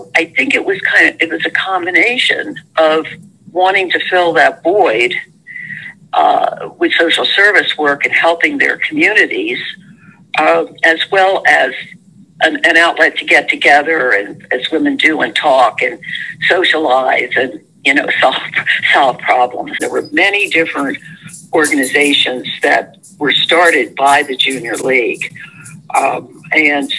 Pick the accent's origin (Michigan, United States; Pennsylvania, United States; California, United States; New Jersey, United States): New Jersey, United States; Trenton; When I was growing up, I grew up in Trenton